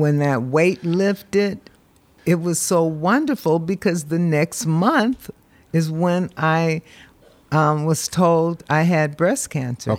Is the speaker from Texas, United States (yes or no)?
no; Berkeley, California, United States; also born or lived in San Jose, California; I'm from Berkeley, California.